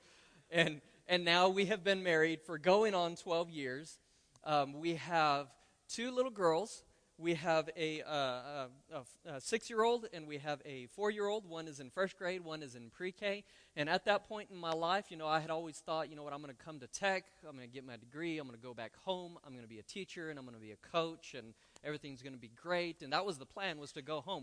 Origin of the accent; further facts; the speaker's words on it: Roswell, New Mexico, United States; moved away as an adult; now in Lubbock, United States; I was born and raised in Roswell